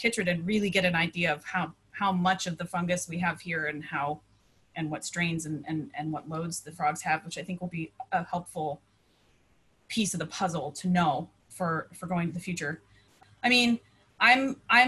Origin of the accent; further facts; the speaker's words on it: San Diego, California, United States; also born or lived in Detroit, Michigan; moving to San Diego when I was 11 from Detroit